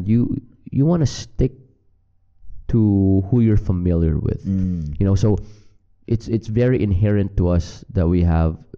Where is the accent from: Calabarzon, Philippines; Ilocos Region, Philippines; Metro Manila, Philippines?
Metro Manila, Philippines; Quezon City; born or raised there; moved away as an adult; now in Austin, United States